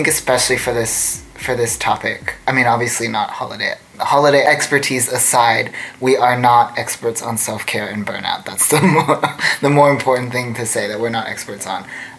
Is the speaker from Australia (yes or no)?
yes; Australia; moved away; we're from Australia